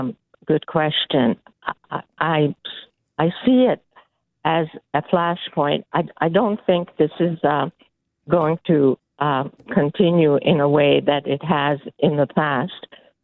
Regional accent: Hungary; now in Canada; We came from Hungary where communism ruled, and we had to hide, you know, our little celebrations.

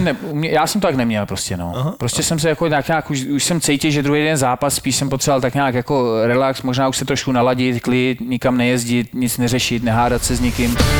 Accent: Czechia; u nás klasika, přijdeš, máš tam jedno jídlo, a, a, že jsme Češi, Slováci

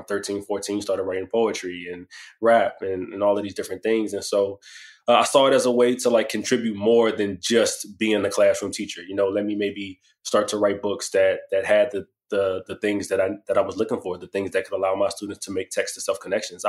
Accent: Washington, District of Columbia, United States; I'm from Washington, D.C., born and raised

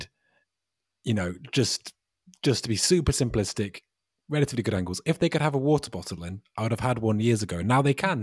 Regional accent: United Kingdom; I'm British

